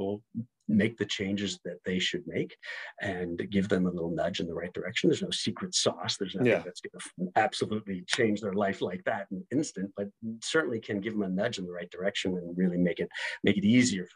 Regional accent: Pittsburgh, Pennsylvania, United States; moved away as an adult; also born or lived in Michigan / Ohio; now in Washington, D.C., United States; I'm originally from Pittsburgh, Pennsylvania.

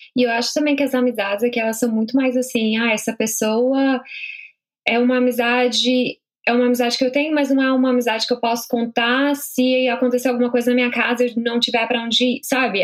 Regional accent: São Paulo, Brazil; moved away as an adult; also born or lived in Rondônia; now in Dublin, Ireland; eu nasci em Rondônia, porque minha mãe estava grávida de mim e meu pai estava lá também, então não dava para ela viajar. E aí eu nasci, acabei, acabei nascendo lá, e aí depois eu mudei para São Paulo, né? Mas é, e aí eu morei em São Paulo a minha vida toda

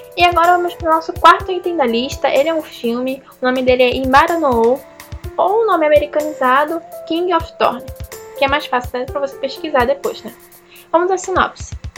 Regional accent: Brazil; eu sou brasileira

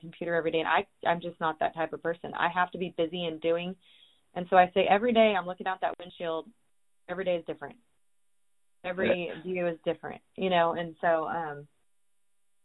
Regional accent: California, United States; moved away as an adult; also born or lived in Texas; I moved to Texas because I was originally from California

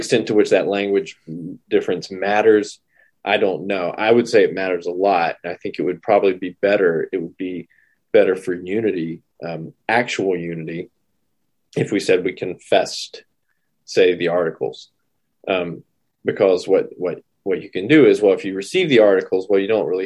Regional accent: United States; being an American who is part of an Anglican province

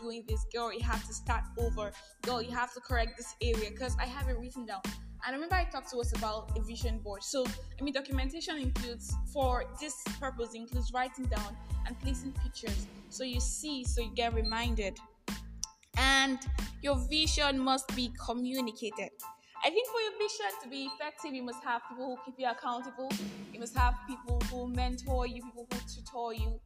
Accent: Nigeria; I am that Nigerian Christian Talkaholic

